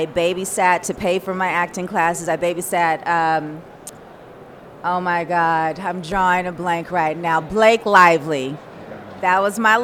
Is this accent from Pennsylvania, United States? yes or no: no; Pasadena, California, United States; I grew up in Pasadena, California